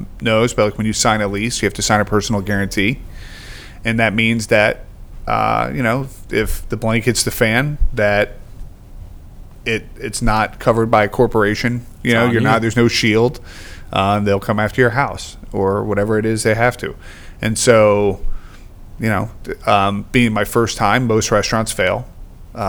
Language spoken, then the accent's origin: English; New Jersey, United States; moved away as an adult; now in Chamblee, United States; I grew up in New Jersey, high school and college